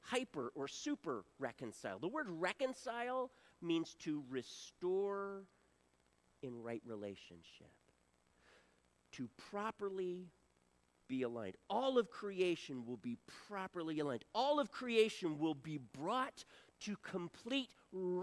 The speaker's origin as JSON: {"language": "English", "region": "Delaware", "country": "United States", "tie": "born or raised there", "moved": "yes", "lives_now": "Central Florida, United States", "said": "born and raised in Delaware"}